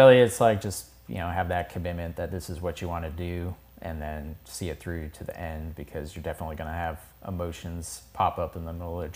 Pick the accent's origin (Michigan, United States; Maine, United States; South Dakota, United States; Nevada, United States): South Dakota, United States; outside Ellsworth; I grew up outside of Ellsworth, so one of the B-1 bases. So we had B-1s flying over town, like, my entire childhood.